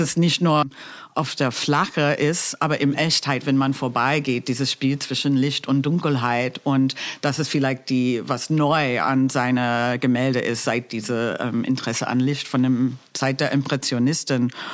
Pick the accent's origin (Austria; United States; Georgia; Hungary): United States; German is a second language; moved away as an adult; also born or lived in Berlin; ich komme aus den U S